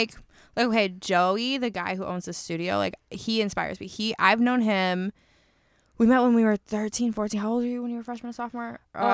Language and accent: English; Georgia, United States; Girl, I'm from Georgia.